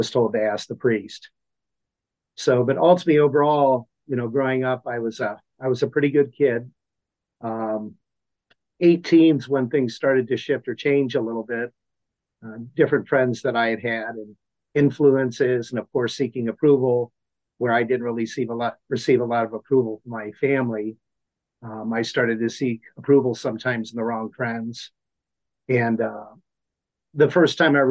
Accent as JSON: {"language": "English", "town": "Akron", "region": "Ohio", "country": "United States", "tie": "born or raised there", "also_born_or_lived": "Cuyahoga Falls, Ohio", "said": "born and raised in Akron, Ohio"}